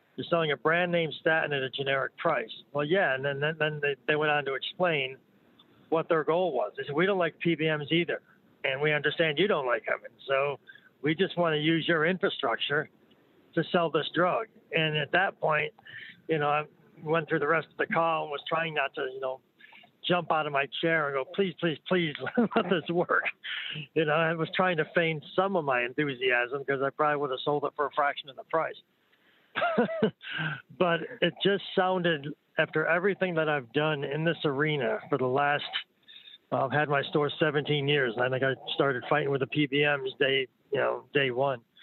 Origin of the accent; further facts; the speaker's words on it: New York, United States; I'm from New York